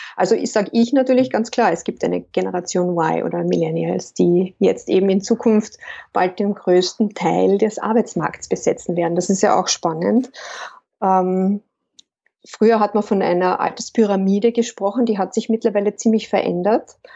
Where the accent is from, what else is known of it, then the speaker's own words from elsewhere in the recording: Lake Wörthersee, Carinthia, Austria; moved away as an adult; now in Vienna, Austria; wie man vielleicht hört, komme ich ursprünglich aus Kärnten ich bin am Wörthersee aufgewachsen